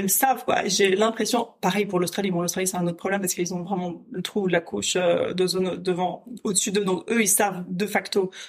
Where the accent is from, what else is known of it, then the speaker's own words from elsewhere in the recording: Paris, Île-de-France, France; now in Brussels, Belgium; bon, je viens de Paris. Hein, quand j'entends les embouteillages à Bruxelles, ça me fait un peu rigoler